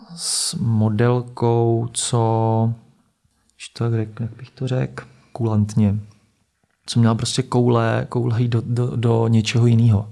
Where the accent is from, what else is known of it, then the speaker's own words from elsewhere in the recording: Plzeň, Plzeň Region, Czechia; now in Prague, Czechia; hraju v Plzni, já jsem z Plzně